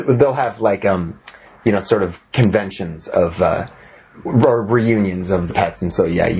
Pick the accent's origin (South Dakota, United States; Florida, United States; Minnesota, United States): Minnesota, United States; I'm from the USA, from Minnesota.